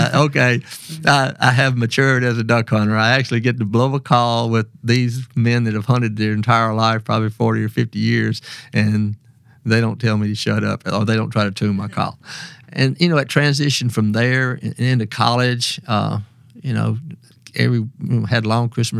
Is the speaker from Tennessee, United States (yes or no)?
no; Mississippi Delta, United States; I grew up in the Mississippi Delta. My dad farmed